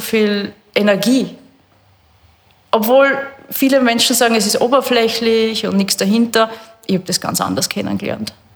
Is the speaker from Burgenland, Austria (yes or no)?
yes; Burgenland, Austria; also born or lived in Canada; Ich bin am Bankerl vor dem Haus aufgewachsen im Burgenland